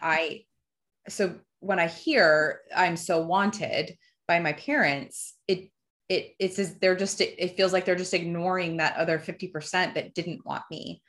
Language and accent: English; New Jersey, United States; also born or lived in Fort Myers, Florida; I grew up in Jersey